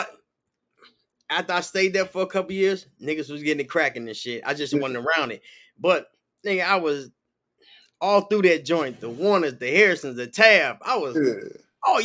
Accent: Chicago, Illinois, United States; moved away as an adult; now in Peoria, United States; I'm from the south side of Chicago in the projects

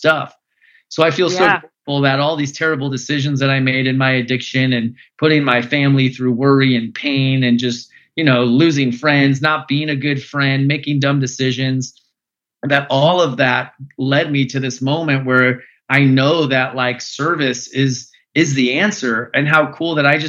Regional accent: Phoenix, Arizona, United States; I grew up in Phoenix, Arizona

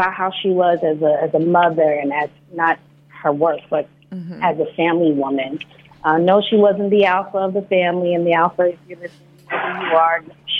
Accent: the South, United States; Growing up in the South, it was so important that we maintain that familyhood.

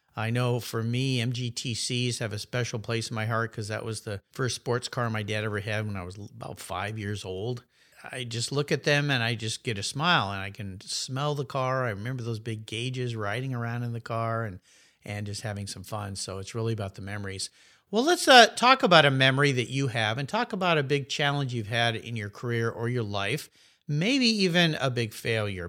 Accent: Southern California, United States; moved away as an adult; now in Pacific Northwest, United States; I moved from Southern California, where I grew up, was raised there, thought I'd never leave

